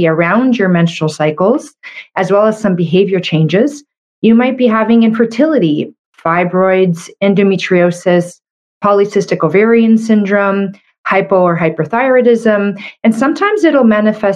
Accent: Canada; I'm a Canadian medical doctor

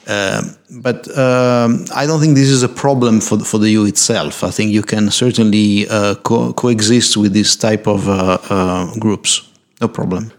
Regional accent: Corsica, France; also born or lived in Italy; originally I'm from Corsica. My mother is from Corsica

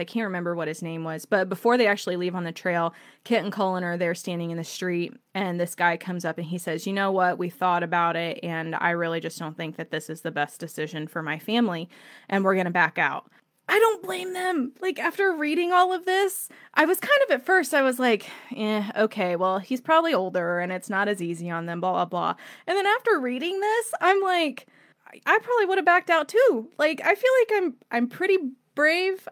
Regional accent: Indiana, United States; I'm from Indiana

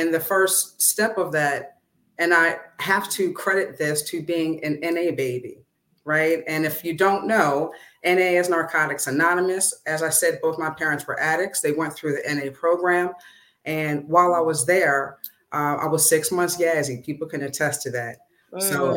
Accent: Coatesville, Pennsylvania, United States; Born and raised in Coatesville, PA

